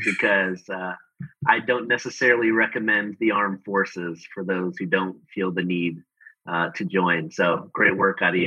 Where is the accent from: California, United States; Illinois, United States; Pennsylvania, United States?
Illinois, United States; Chicago; moved away as an adult; also born or lived in Denver / Australia; now in Houston, United States; I actually grew up in Chicago. Um, I grew up in Chicago in the Midwest